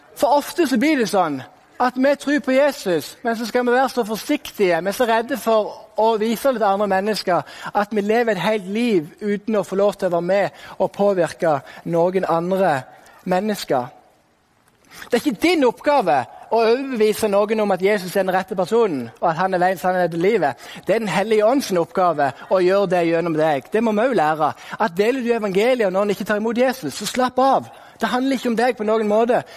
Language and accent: Norwegian; Sokndal, Rogaland, Norway; also born or lived in Kristiansand; now in Bergen, Norway; da jeg bodde i Sokndal, der jeg vokste opp.